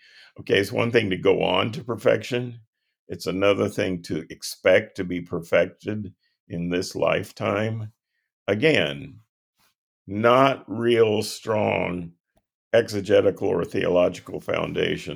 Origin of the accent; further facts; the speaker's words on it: High Point, North Carolina, United States; moved away as an adult; also born or lived in Durham, England / Wilmore, Kentucky; I'm from North Carolina